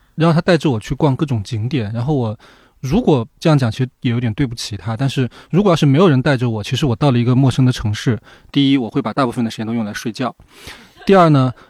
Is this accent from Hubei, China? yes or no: no; Sichuan, China; moved away; 我老家是四川，就是在我们那边有很多人，他就是只要有一点时间就会去打麻将、打牌